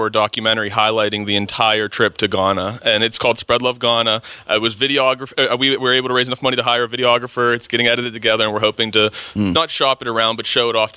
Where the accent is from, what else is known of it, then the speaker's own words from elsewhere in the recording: West Mifflin, Pennsylvania, United States; I'm from the West Mifflin area. Yeah, so I grew up in West Mifflin